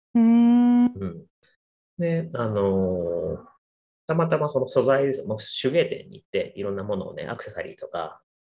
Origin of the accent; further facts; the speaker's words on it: Kagoshima, Japan; also born or lived in Ibusuki, Japan; ずっと生まれも育ちも鹿児島で、えー、学生時代とか社会人になってからも県外に住んだ経